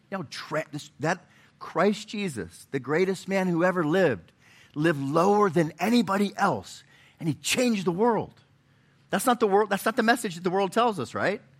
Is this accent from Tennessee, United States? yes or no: yes; Chattanooga, Tennessee, United States; I'm from Chattanooga, but we, we stayed in Nashville last night.